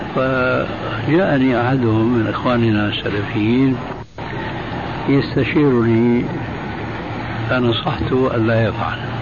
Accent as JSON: {"language": "Arabic", "country": "Syria", "said": "عندنا في الشام"}